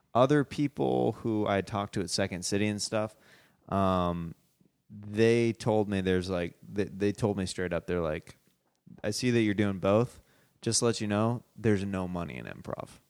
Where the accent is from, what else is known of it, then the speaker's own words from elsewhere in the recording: Kansas City, United States; moved away; I'm from Kansas City